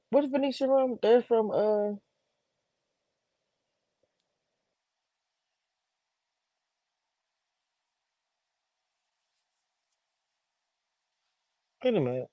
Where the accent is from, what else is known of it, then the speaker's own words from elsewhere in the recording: New Orleans, Louisiana, United States; New Orleans, anything to do with my hometown